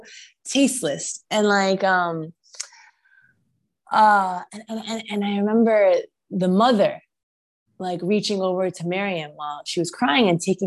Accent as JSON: {"language": "English", "country": "United States", "said": "I am Egyptian, right? And I am also American"}